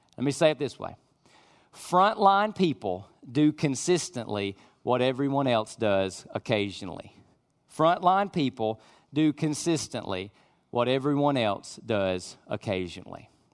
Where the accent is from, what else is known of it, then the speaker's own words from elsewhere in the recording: United States; I'm an American